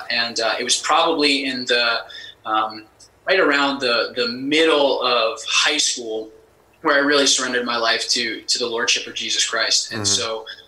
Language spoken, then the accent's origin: English; central Maine, United States; moved away as an adult; now in San Jose, United States; I'm born and raised in Maine, in central Maine. And raised and discipled at Calvary Chapel Bangor, which, as you mentioned, pastored by Ken Graves.